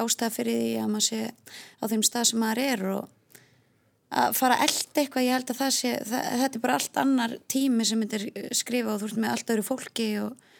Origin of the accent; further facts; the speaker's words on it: Hafnarfjörður, Capital Region, Iceland; ég er ekki úr sveit, ég er úr Hafnarfjörði